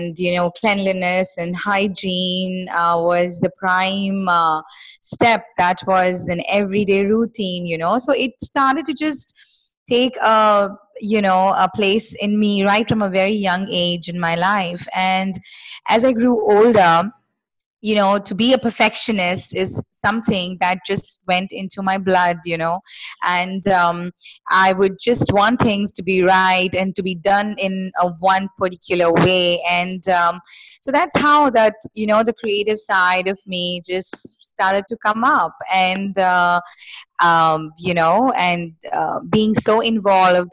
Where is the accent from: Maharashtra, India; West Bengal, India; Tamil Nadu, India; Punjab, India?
West Bengal, India; Kolkata; I am born and brought up in Kolkata, which is West Bengal in India.